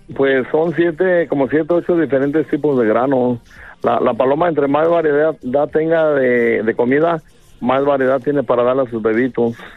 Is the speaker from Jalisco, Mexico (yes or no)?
yes; Guadalajara, Jalisco, Mexico; yo soy de Guadalajara, Jalisco, una colonia que se llama San Andrés, Orgullosamente